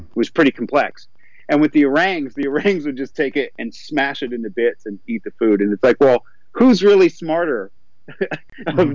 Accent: Southern Appalachians, Northeast Georgia, United States; I grew up in Northeast Georgia in the Southern Appalachians.

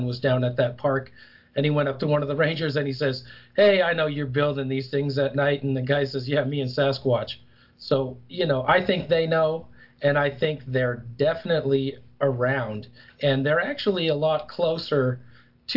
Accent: New Hampshire, United States; now in Colorado, United States; I'm originally from New Hampshire.

